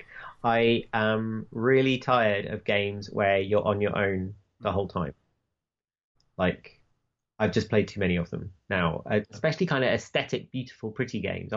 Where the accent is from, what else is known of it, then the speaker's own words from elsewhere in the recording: United Kingdom; I'm British